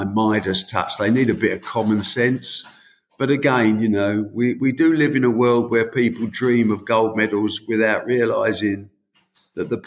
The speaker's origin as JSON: {"language": "English", "country": "United Kingdom", "said": "We are from the United Kingdom"}